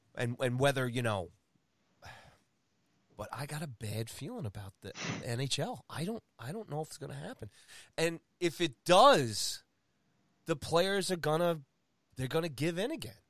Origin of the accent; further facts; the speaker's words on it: United States; here I am in my home country